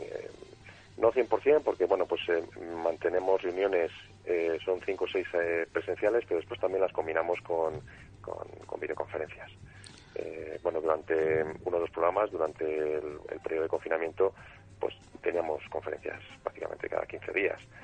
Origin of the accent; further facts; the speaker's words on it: Valladolid, Castile and León, Spain; moved away as an adult; also born or lived in Madrid; soy de Valladolid